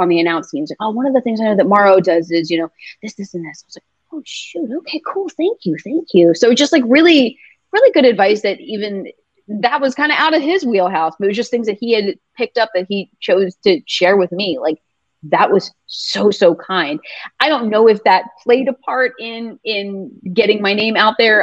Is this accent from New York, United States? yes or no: no; Philadelphia, Pennsylvania, United States; this is my hometown.